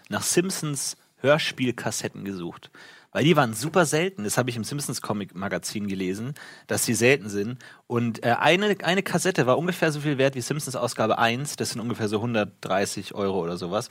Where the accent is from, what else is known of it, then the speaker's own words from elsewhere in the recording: a lake in the Munich area, Bavaria, Germany; wo ich aufgewachsen bin